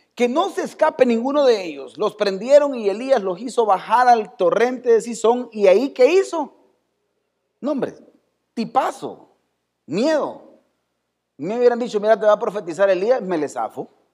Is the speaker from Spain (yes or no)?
no; El Salvador; así somos los salvadoreños.